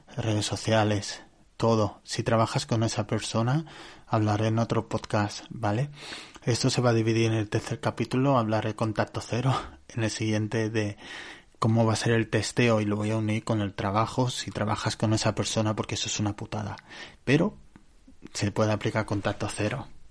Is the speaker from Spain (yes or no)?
yes; Barcelona, Catalonia, Spain; yo soy de Barcelona